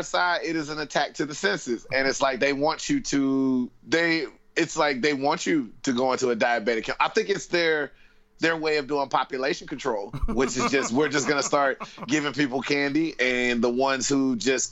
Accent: the South, United States; moved away as an adult; now in United Kingdom; I come from the South in America, not South America like Mexico or anything like that, but the southern states

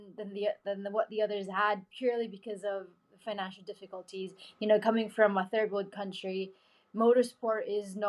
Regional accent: Philippines; I came from the Philippines, not a country known for motorsport

